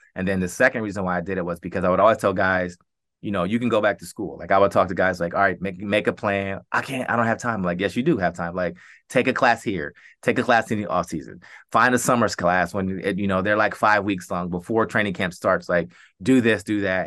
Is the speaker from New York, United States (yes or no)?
no; Columbus, Ohio, United States; born, born and raised in Columbus